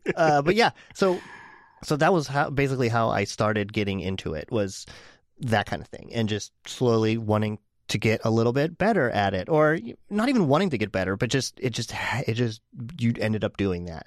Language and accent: English; Pittsburgh, Pennsylvania, United States; moved away as an adult; now in Portland, United States; I am originally from Pittsburgh. I was born and raised out, outside of Pittsburgh, but Pittsburgh basically